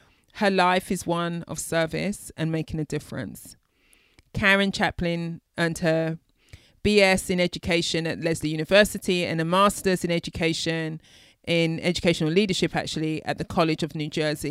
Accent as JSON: {"language": "English", "country": "United Kingdom", "said": "I'm a Brit."}